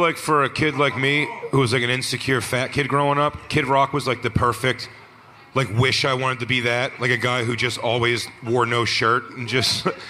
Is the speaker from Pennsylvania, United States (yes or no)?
yes; Philadelphia, Pennsylvania, United States; now in New York, United States; I grew up in Philly